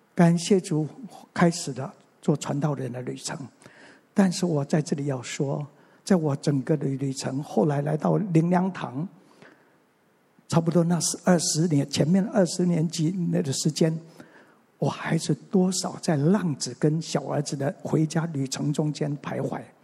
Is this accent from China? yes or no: no; Mingjian Township, Nantou County, Taiwan; also born or lived in Xinwu, Taoyuan; 我生下来， 我是生在南投的民间乡的一个乡下